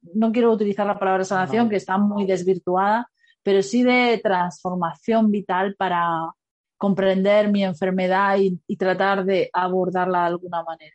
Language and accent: Spanish; Granada, Andalusia, Spain; yo soy de Granada